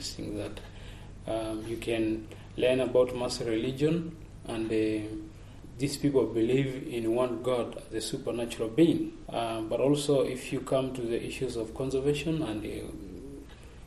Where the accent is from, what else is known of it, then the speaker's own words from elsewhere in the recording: Maasai land, Arusha, Tanzania; I'm coming from Tanzania, Maasai land in East Africa.